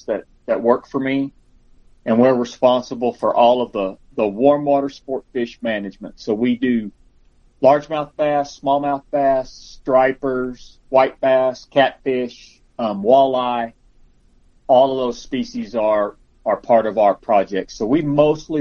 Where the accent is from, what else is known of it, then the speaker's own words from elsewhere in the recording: Carlsbad, New Mexico, United States; also born or lived in Las Cruces, New Mexico / Roswell, New Mexico / Albuquerque, New Mexico; I grew up in Carlsbad